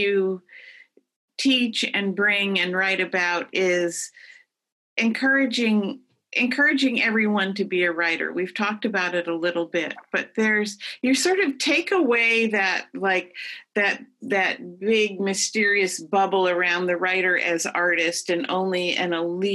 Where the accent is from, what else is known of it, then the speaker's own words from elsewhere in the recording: Rhode Island, United States; moved away as an adult; also born or lived in California; now in Port Townsend, United States; I too am a refugee from the East Coast. I grew up in Rhode Island.